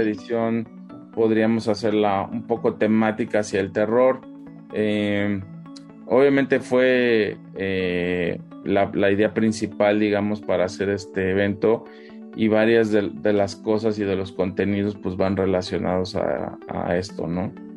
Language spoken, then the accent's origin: Spanish; Mexico; como mexicanos